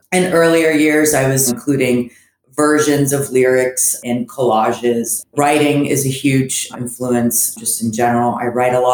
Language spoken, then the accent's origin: English; Orlando, Florida, United States; also born or lived in Antwerp, Belgium / Gainesville, Florida / Fort Lauderdale, Florida / Miami, Florida; growing up in Florida is definitely its own thing